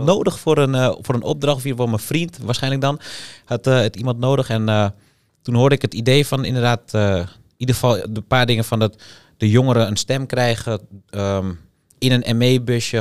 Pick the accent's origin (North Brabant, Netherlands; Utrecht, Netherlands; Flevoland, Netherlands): Flevoland, Netherlands; Almere; En ik kom uit Almere. Ik woon daar al mijn hele leven